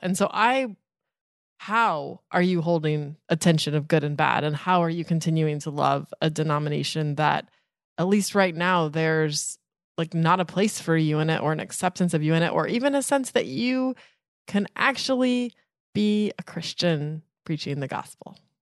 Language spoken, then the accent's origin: English; Vona, Colorado, United States; It was my hometown church